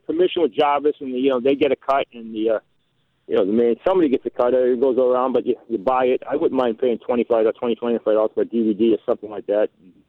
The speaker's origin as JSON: {"language": "English", "region": "Massachusetts", "country": "United States", "said": "I'm not from Ohio. I'm from Massachusetts"}